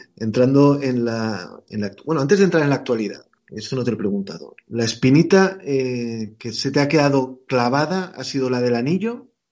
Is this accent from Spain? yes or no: yes; Spain; como español que soy